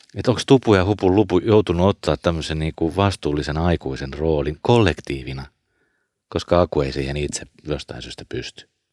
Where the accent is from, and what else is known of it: Porvoo, Uusimaa, Finland